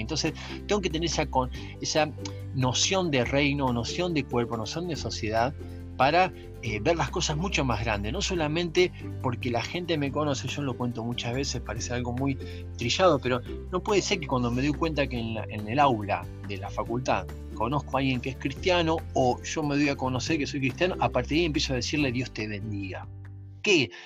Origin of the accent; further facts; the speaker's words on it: San Justo, Buenos Aires Province, Argentina; crecí en San Justo, eh, en Buenos Aires